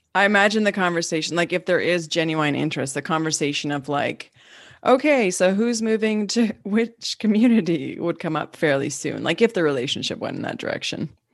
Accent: Yukon, Canada; as a Canadian and as a Yukoner

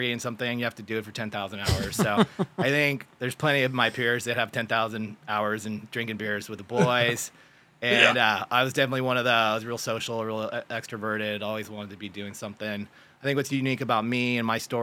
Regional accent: San Jose, California, United States; also born or lived in San Luis Obispo, California; from Silicon Valley, like Sunnyvale, San Jose area, and real active with sports. Played water polo, soccer, and tennis in high school.

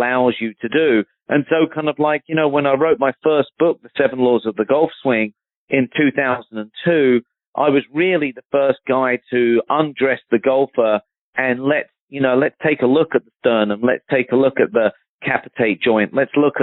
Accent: Surrey, South East England, United Kingdom; moved away; I'm from Surrey, back in London

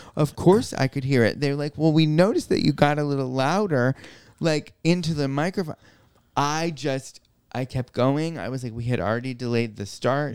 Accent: New York, United States; my life as a New Yorker with cerebral palsy

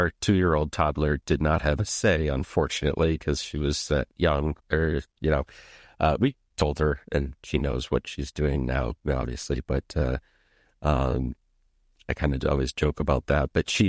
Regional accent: Minnesota, United States; now in Amsterdam, Netherlands; I live in Amsterdam now. I grew up in Minnesota.

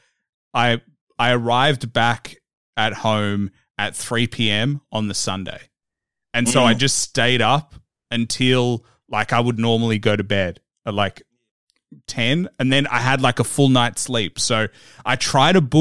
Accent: Melbourne, Victoria, Australia; I'm from Melbourne, Australia

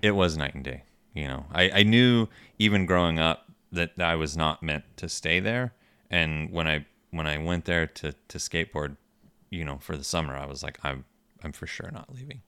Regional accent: Michigan, United States; moved away as an adult; also born or lived in Steubenville, Ohio / Richmond; growing up in Michigan

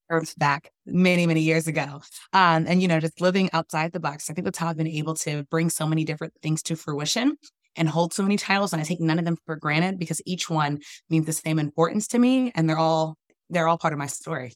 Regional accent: Washington, District of Columbia, United States; growing up in Washington, D C, our nation's capital

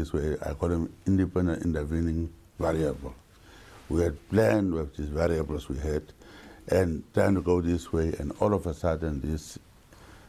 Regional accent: Namibia; I bought a farm where I was born to call it my home.

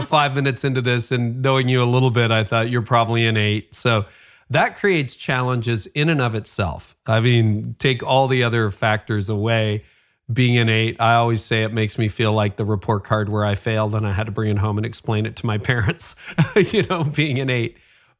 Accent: Nigeria; what part of that is because I'm a woman or because I'm Nigerian or because I don't fit your idea of what a leader looks like or sounds like

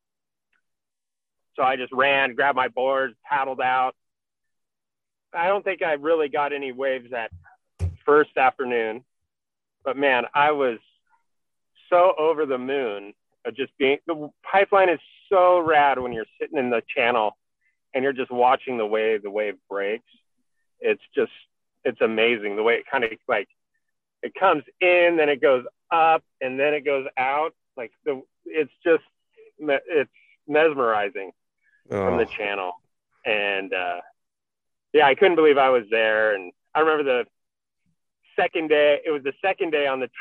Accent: California, United States; I'm Californian

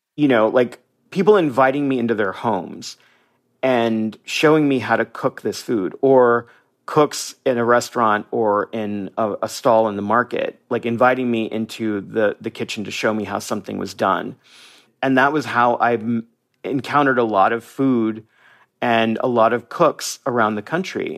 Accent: United States; moved away as an adult; now in Mazatlán, Mexico; I'm a Mexican American. I am an American

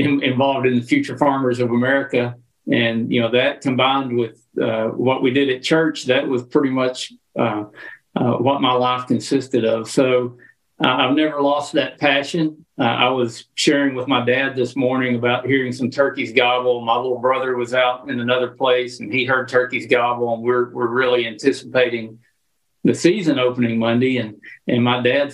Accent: Arkansas, United States; growing up in Arkansas

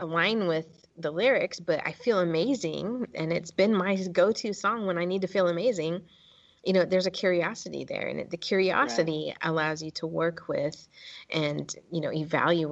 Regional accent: California, United States; I'm from California. My family's from California and from generations from New Mexico

